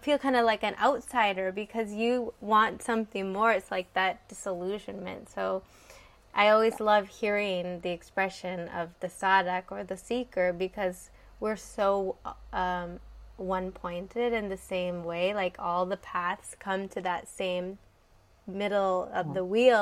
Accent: Canada; I'm from Canada

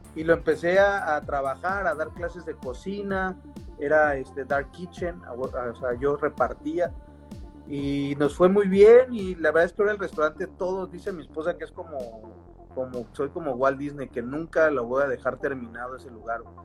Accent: Mexico City, Mexico; Super chilango, allá del sur, yo, yo vivía allá por el Estadio Azteca

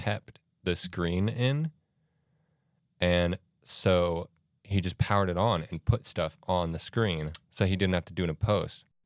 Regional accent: Florida, United States; moved away; I'm from Florida

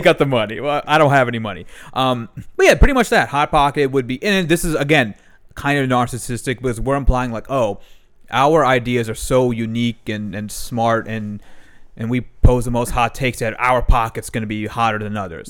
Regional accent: Maryland, United States; I then went to Maryland when I was four years old, four or five years o-, years old.

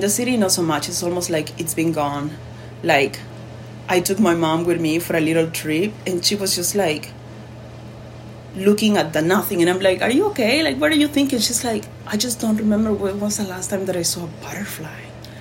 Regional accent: Arequipa, Peru; moved away as an adult; now in Montana, United States; I'm from the south, from Arequipa

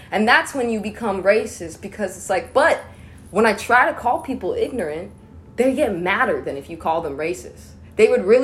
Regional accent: East Coast, United States; I promise you, I'm from the East Coast where like white people are more confident in their whiteness and just loving it

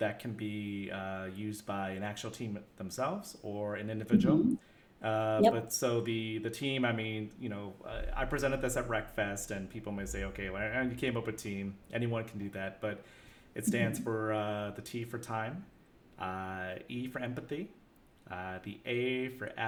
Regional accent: United States; being American

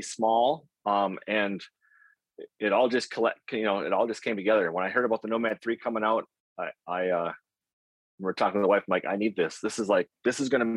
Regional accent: Grand Rapids, Minnesota, United States; also born or lived in Bemidji, Minnesota; I grew up in Grand Rapids, Minnesota.

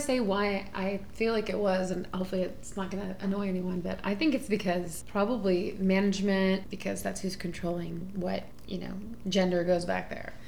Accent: Houston, Texas, United States; moved away as an adult; now in Oakland, United States; I'm from Houston

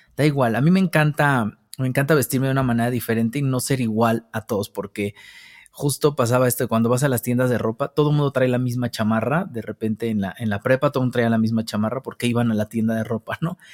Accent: Mexico City, Mexico; Yo nazco al sur de la Ciudad de México, por San Jerónimo, por allá. Eh, de, allá soy, de la colonia San Francisco Contreras, que es pues allá arribita como por los dinamos. Allá crecí con mis abuelos

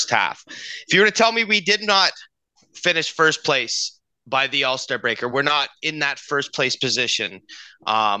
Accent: Canada; us being Canadian

